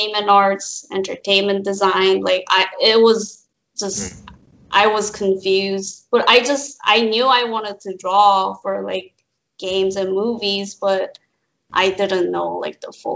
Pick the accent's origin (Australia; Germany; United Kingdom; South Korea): South Korea; moved away; I'm from Korea